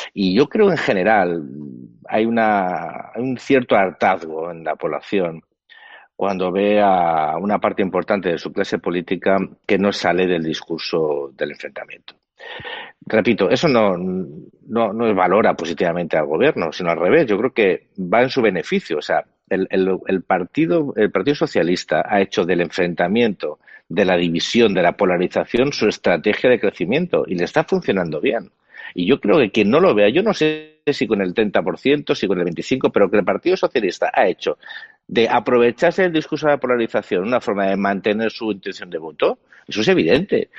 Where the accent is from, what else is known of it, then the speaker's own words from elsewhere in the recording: Spain; yo como español